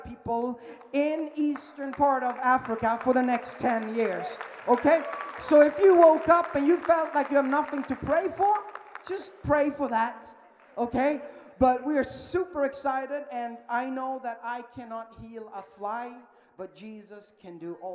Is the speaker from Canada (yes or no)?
no; Sweden; English is a second language; moved away as an adult; I am from Sweden, yeah, that little tiny, tiny country up in Northern Europe